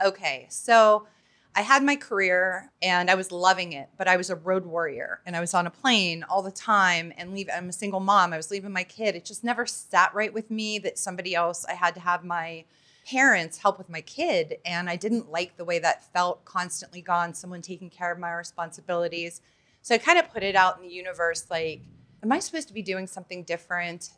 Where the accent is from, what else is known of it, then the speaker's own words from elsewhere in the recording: Pittsburgh, Pennsylvania, United States; I'm from Pittsburgh, Pennsylvania